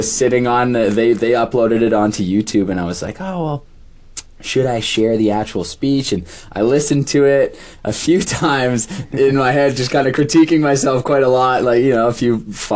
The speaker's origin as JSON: {"language": "English", "town": "Prince Albert", "region": "Saskatchewan", "country": "Canada", "tie": "born or raised there", "said": "I grew up in Prince Albert, and when I moved to Saskatoon"}